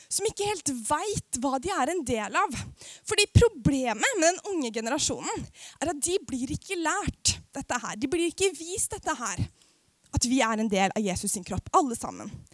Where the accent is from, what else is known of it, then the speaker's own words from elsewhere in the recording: Aurskog-Høland, Akershus, Norway; jeg kommer jo fra Norges styggeste bygd, som heter Aurskog-Høland på Østlandet